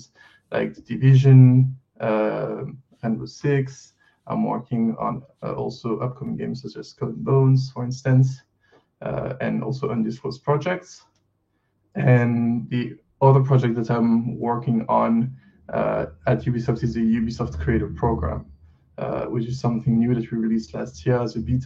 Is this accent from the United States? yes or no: no; France; accent: French; English is a second language; I'm going to try to do the best I can with my accent to not let people know that I'm French. But I am French.